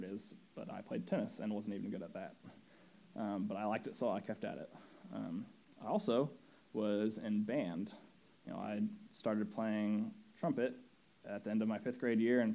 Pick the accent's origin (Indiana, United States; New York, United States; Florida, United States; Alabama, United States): Indiana, United States; Indianapolis; I grew up in Indiana, in Indianapolis